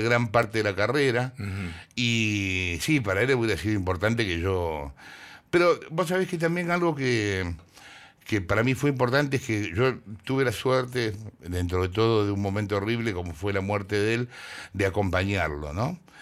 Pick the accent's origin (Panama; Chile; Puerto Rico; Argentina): Argentina; soy, soy re argentino